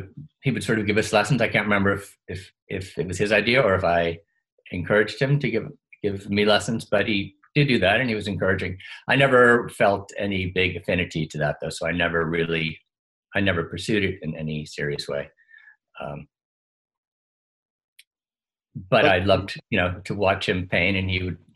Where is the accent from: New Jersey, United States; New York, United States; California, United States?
New Jersey, United States; Highland Park; also born or lived in Ohio / Princeton, New Jersey; born in Ohio. The family moved before I was old enough to have any memories of that. So the first memories are really in Highland Park, New Jersey